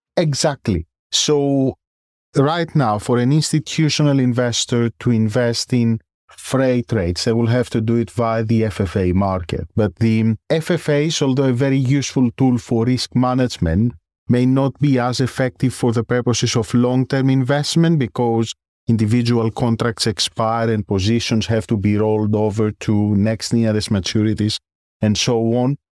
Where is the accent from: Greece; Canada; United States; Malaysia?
Greece; moved away as an adult; now in London, United Kingdom; As you may have guessed from my surname and my accent, I originate from Greece. I grew up there, I did my school there